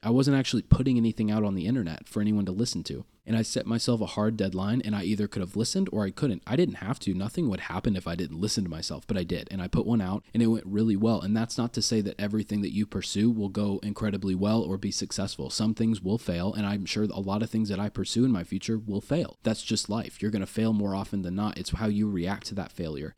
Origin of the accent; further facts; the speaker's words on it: Kearney, United States; I grew up in Kearney